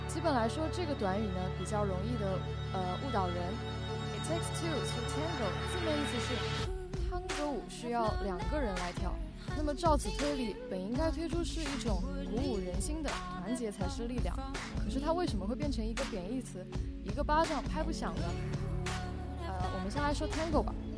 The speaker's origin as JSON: {"language": "Chinese", "country": "China", "said": "我们中国人"}